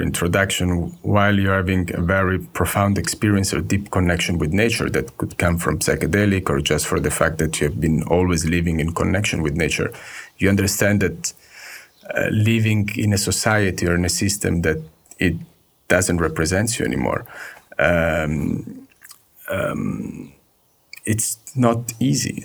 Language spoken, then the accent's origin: English; Sanremo, Liguria, Italy; I was born in Italy in a little town called Sanremo.